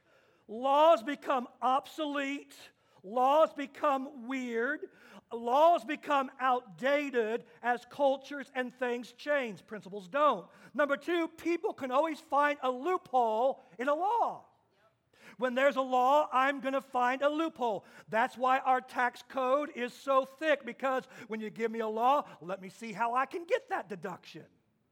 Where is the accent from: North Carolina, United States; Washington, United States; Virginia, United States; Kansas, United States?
Kansas, United States; moved away; my home state of Kansas